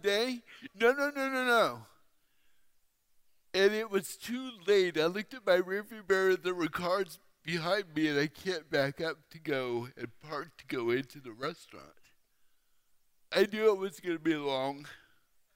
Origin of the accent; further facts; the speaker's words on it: Fairfield, California, United States; now in Phoenix, United States; I grew up in Fairfield. But now I live in Phoenix